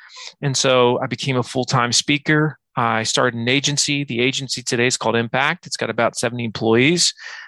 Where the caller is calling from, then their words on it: Virginia, United States; From Virginia, the edge of the United States, I guess.